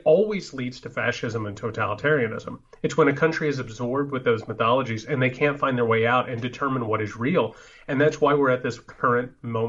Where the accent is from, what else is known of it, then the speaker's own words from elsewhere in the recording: Indiana, United States; And I was raised in Indiana, right?